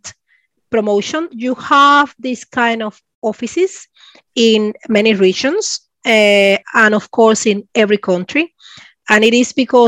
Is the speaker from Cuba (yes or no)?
yes; Cuba; first language Spanish; English is a second language; moved away as an adult; also born or lived in Spain; now in Sweden; I'm from Cuba. Originally, I am from Cuba. I actually left Cuba 1999 when I was 23 years old.